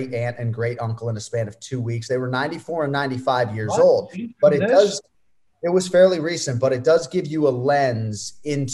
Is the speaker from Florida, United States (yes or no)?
yes; Florida, United States; born or raised there